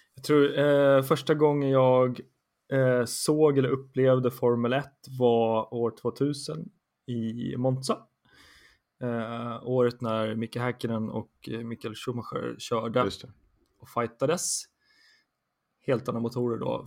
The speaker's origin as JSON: {"language": "Swedish", "town": "Stockholm", "region": "Stockholm County", "country": "Sweden", "tie": "born or raised there", "said": "har vuxit upp i Stockholm, huvudstaden, på gott och ont. från Södermalm"}